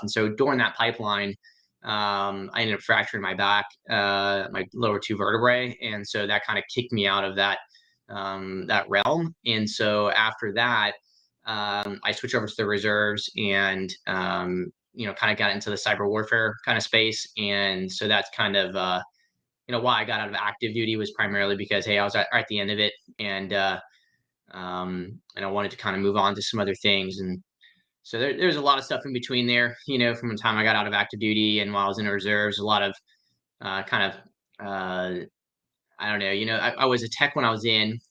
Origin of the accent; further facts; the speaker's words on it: Central Florida, United States; also born or lived in Pottsville, Pennsylvania; I was born in uh, Town in Pennsylvania. Uh, it's called Pot- Pottsville. Pottsville is where I'm from. Schuylkill County originally, and then I grew up in uh, uh Central Florida